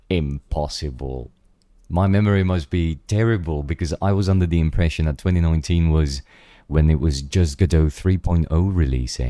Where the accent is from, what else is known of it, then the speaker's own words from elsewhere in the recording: Czechia; moved away; also born or lived in London; we're both from the Czech Republic.